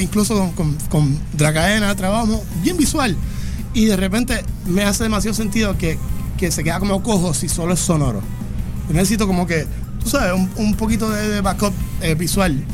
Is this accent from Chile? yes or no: no; Puerto Rico; yo soy de Juntas, Puerto Rico